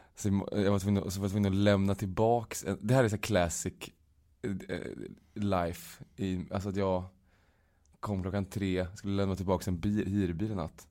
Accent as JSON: {"language": "Swedish", "town": "Uddevalla", "region": "Västra Götaland", "country": "Sweden", "tie": "born or raised there", "moved": "yes", "lives_now": "Stockholm, Sweden", "said": "jag var hemma i Uddevalla i lördags"}